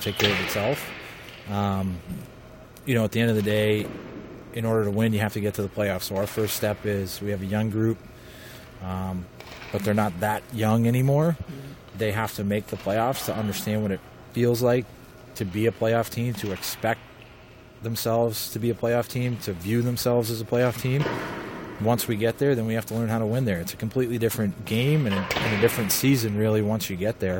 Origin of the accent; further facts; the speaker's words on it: Boston, Massachusetts, United States; moved away as an adult; also born or lived in West Point; I grew up in Boston, and I played Division I college hockey at West Point.